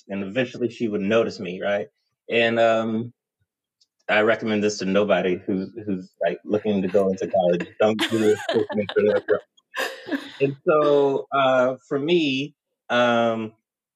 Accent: Houston, Texas, United States; I'm originally from Houston, Texas. So my earliest memories are of growing up in the suburbs of Houston, Texas

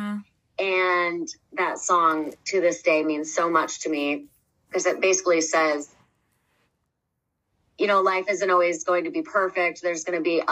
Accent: Michigan, United States; moved away as an adult; I am from Michigan, so it's really cool that I have the opportunity to come back to my home state

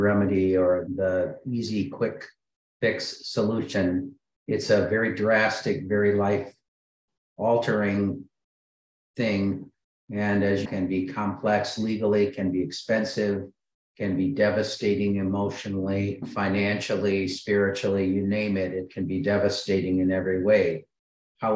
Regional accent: Michigan, United States; I grew up in Michigan

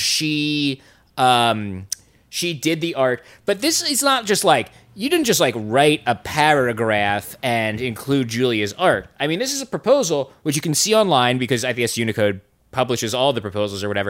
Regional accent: United States; I'm an American idiot

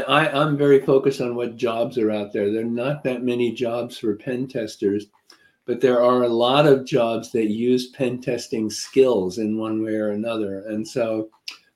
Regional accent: New York area, United States; also born or lived in Nashville, Tennessee; now in Connecticut, United States; I'm more from the New York area than the Nashville, Tennessee area

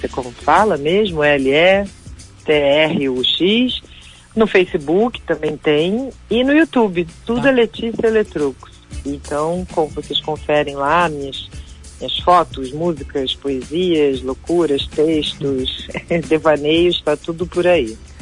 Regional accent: Rio de Janeiro, Brazil; eu sou carioca

